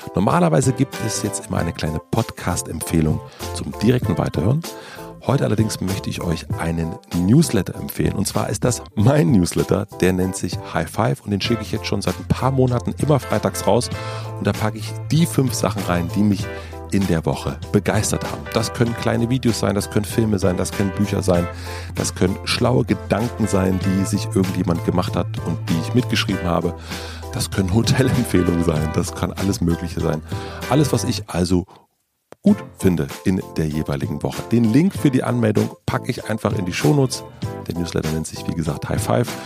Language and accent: German; the East, eastern Germany, Germany; ich komme aus dem Osten und ich habe kein Abi